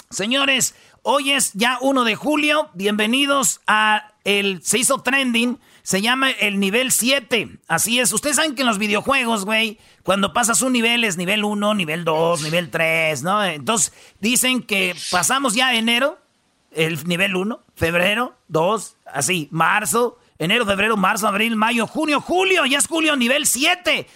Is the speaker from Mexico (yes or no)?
yes; Mexico; now in United States; somos los mexicanos